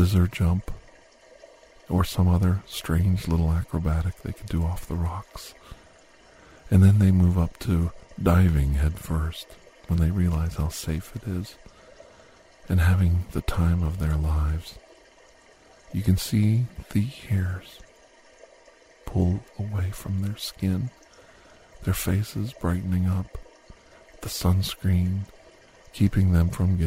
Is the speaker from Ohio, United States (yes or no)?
yes; Ohio, United States; I grew up in Ohio